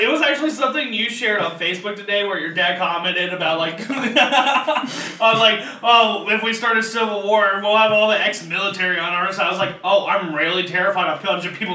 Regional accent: Ohio, United States; if I'm from Ohio, I'm not very local to Gatlinburg

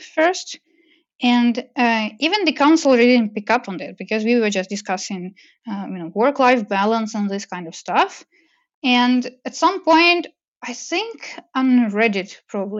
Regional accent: Russia; moved away as an adult; also born or lived in Moscow, Russia / Montreal, Canada; growing up in Russia

